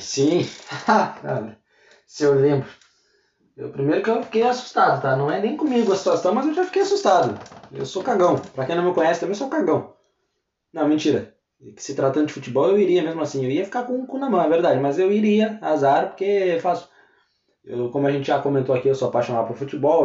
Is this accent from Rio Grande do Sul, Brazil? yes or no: yes; Pelotas, Rio Grande do Sul, Brazil; a gente é de Pelotas, interior, né, no sul do Rio Grande do Sul